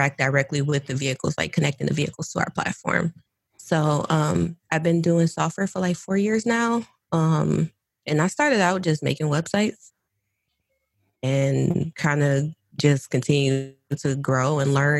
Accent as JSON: {"language": "English", "town": "Detroit", "region": "Michigan", "country": "United States", "said": "I'm from the West Side"}